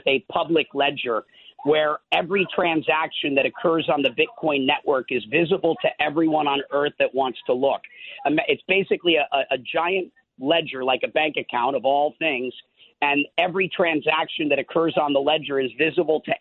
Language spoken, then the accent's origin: English; Minnesota, United States; moved away; I'm from Minnesota, so I did spend a lot of my life on farms as a kid